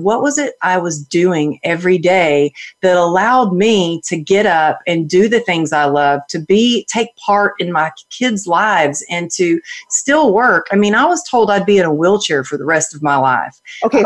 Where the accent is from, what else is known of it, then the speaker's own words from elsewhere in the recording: Texas, United States; I grew up in Texas where it was all about cowgirl up and suck it up